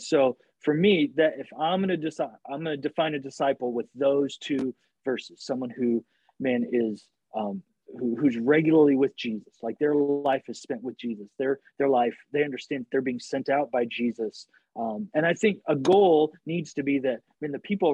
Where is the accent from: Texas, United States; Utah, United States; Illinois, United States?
Illinois, United States; I grew up in Illinois